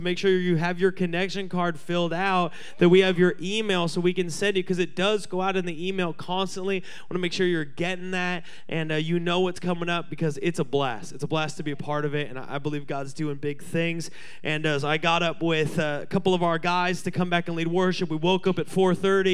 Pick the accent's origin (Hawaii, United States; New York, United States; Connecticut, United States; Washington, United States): Washington, United States; Seattle; everyone I grew up with in Seattle